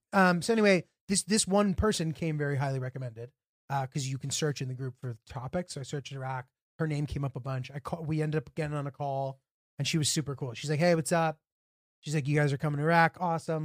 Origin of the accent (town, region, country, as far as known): United States